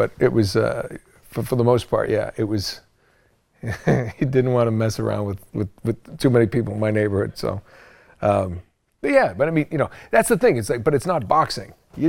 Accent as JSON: {"language": "English", "region": "New England", "country": "United States", "tie": "born or raised there", "said": "I grew up in New England. It was kind of in the 80s."}